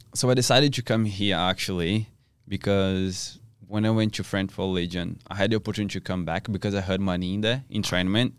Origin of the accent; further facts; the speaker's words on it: South Region, Brazil; English is a second language; moved away as an adult; now in Perth, Australia; I'm from South Brazil